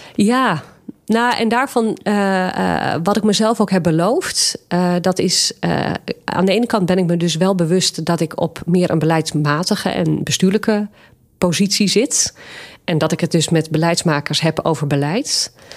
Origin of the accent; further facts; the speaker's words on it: Nieuw-Vennep, North Holland, Netherlands; mijn kinderjaren heb ik doorgebracht in Nieuw-Vennep